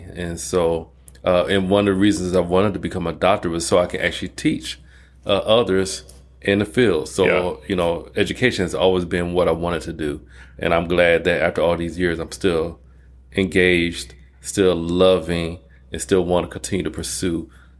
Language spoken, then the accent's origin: English; Detroit, Michigan, United States; moved away as an adult; also born or lived in Atlanta; now in Phoenix, United States; I was born and raised in Detroit, Michigan. And I left there when I was 20 and moved to Atlanta, Georgia. And I stayed there for a couple of decades.